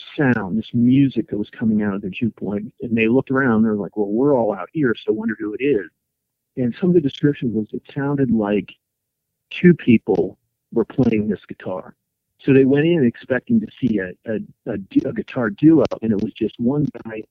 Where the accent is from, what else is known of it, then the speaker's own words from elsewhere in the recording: Tyrone, Pennsylvania, United States; my hometown, uh, Tyrone, Pennsylvania